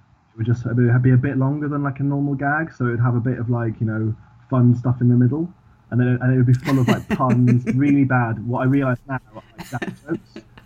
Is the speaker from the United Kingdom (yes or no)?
yes; Swansea, Wales, United Kingdom; now in London, United Kingdom; So, I currently live in London in the UK. When I grew up in Swansea in South Wales. Swansea is, I don't have a Welsh accent. Apart from that, I'm like fully Welsh, but no one ever assumes that because...